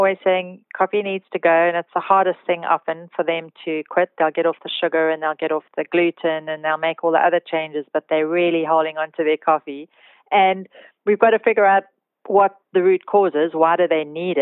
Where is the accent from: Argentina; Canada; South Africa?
South Africa; being a South African.